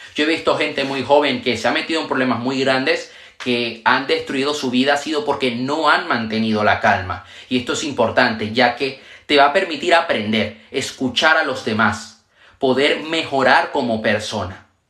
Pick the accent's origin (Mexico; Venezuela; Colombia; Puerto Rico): Venezuela; also born or lived in Panama; now in Spain; Yo nací en Venezuela, viví en Panamá y actualmente vivo en España